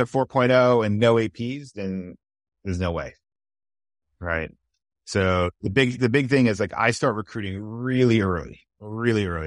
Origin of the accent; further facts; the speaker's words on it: California, United States; moved away; I'm originally from California